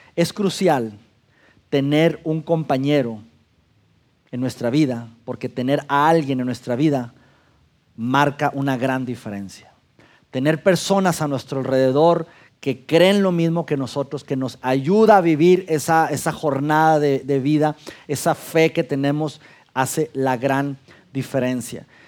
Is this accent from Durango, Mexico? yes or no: yes; Durango, Mexico; moved away as an adult; also born or lived in Mexico City; now in Saltillo, Mexico; a los 25 años yo salgo de mi ciudad natal Durango a vivir por trabajo a la Ciudad de México